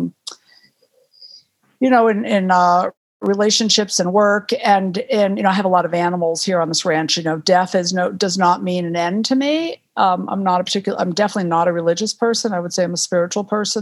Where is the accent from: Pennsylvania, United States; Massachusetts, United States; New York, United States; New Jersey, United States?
Massachusetts, United States; Western; moved away as an adult; also born or lived in Miami / Concord, Massachusetts; now in Aspen, United States; I grew up in Western Massachusetts playing in the woods a lot